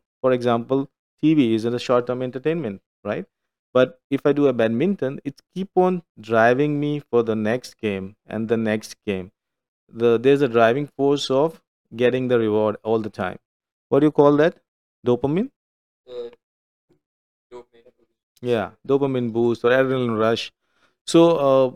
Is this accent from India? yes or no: yes; India; moved away; I meet them as an Indian